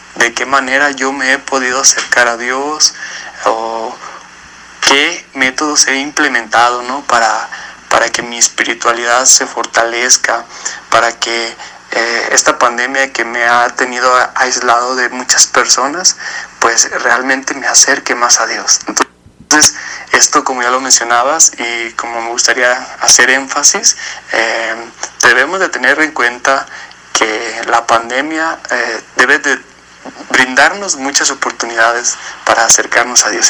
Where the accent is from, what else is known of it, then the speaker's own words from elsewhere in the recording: San Miguel el Alto, Jalisco, Mexico; soy de San Miguel el Alto y tengo veintisiete años